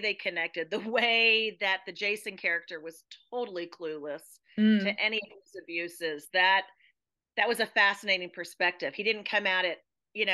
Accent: United States; as an American

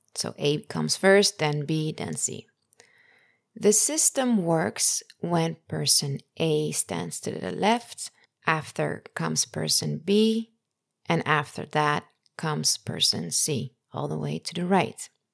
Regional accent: Netherlands; in the Netherlands where I grew up

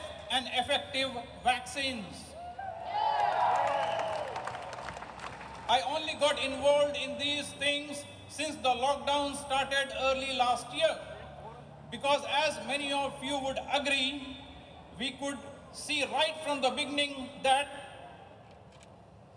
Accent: India; moved away as an adult; now in Australia; I am originally from India, but have been living, working, and paying taxes in Australia for the past 25 years

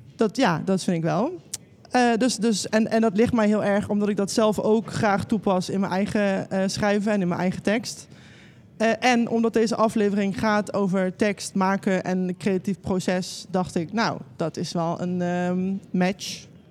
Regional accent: North Brabant, Netherlands; Ik ben een Brabander

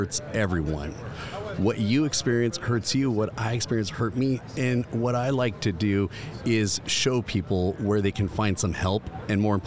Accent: California, United States; I'm from California

